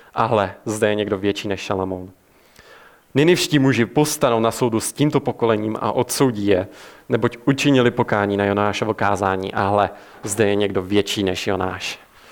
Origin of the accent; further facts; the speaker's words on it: Czechia; jako Češi jsme známi tím, že jsme národ ateistů